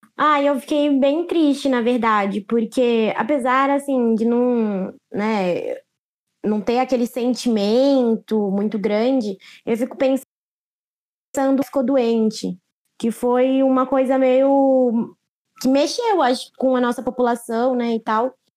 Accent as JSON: {"language": "Portuguese", "country": "Brazil", "said": "eu sou brasileira"}